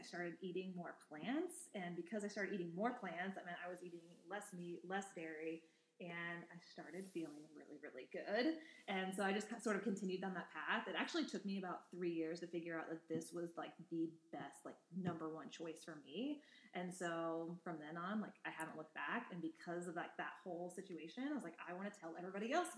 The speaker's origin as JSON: {"language": "English", "region": "Indiana", "country": "United States", "tie": "born or raised there", "said": "I grew up in a small rural town in Indiana, and I actually grew up on a Angus beef cattle farm"}